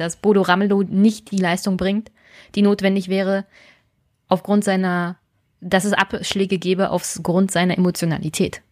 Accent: Brandenburg, Germany

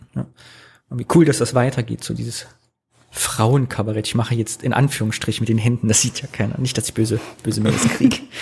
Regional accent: Thuringia, Germany; moved away; Ich würde gerne wieder nach Thüringen gehen.

